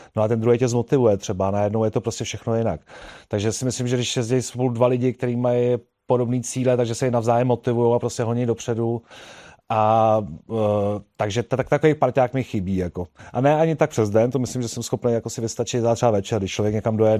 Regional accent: Prague, Czechia; jsem kluk z Prahy a vlastně tam eh, za mého dětství se nejezdilo na fichtlech

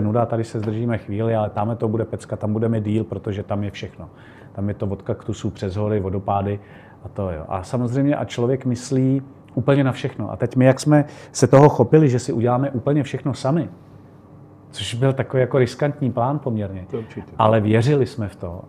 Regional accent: Czechia; my jsme z Čech

